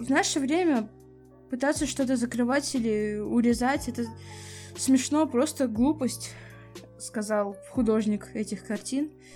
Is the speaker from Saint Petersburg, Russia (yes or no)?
yes; Saint Petersburg, Russia; Я, кстати, из Питера